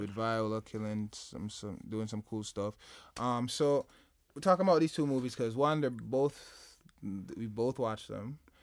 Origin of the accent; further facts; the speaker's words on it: Jamaica; I'm Jamaican